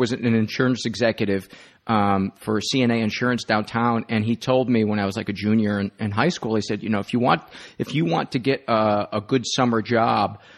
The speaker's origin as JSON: {"language": "English", "town": "Homewood", "region": "Illinois", "country": "United States", "tie": "born or raised there", "said": "I grew up in Homewood, went to St. Joe's grade school, and then went to the high school we shared with Flossmoore."}